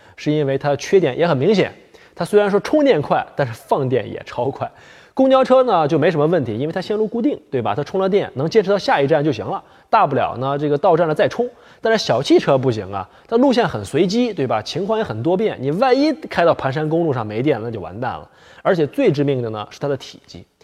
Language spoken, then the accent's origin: Chinese; Heilongjiang, China; moved away; 在我老家黑龙江